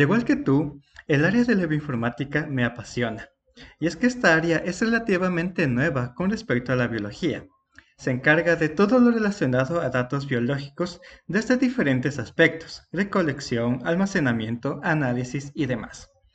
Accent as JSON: {"language": "Spanish", "country": "Ecuador", "said": "yo soy de Ecuador"}